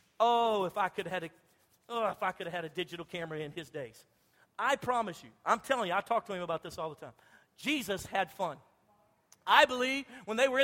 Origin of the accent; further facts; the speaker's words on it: Louisiana, United States; I'm from Louisiana. We love to fish.